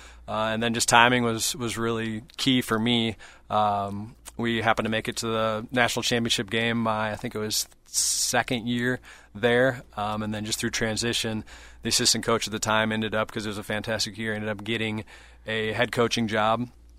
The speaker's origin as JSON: {"language": "English", "town": "Iowa City", "region": "Iowa", "country": "United States", "tie": "born or raised there", "also_born_or_lived": "Winona, Minnesota", "moved": "as an adult", "lives_now": "Eau Claire, United States", "said": "born and raised in Iowa City, Iowa, and I've had that struggle living in Winona, and I know I will in Eau Claire as well."}